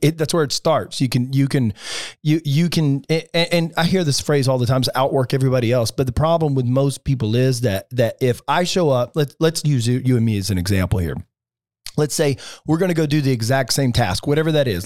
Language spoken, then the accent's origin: English; Alabama, United States; now in Palm Beach, United States; I grew up in Alabama, pretty sheltered